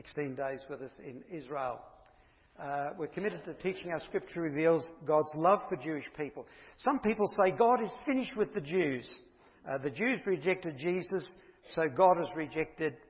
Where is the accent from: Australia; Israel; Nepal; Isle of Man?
Australia; Bundaberg, Queensland; moved away as an adult; also born or lived in Perth; I'm Bundaberg born, so I'm a Queenslander, so it's good to be back home